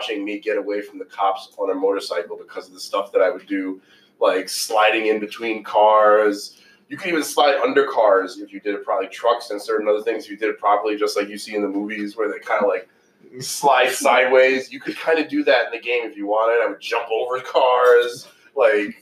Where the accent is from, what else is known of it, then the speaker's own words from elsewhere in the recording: New York City, New York, United States; also born or lived in Chicago; I'm from New York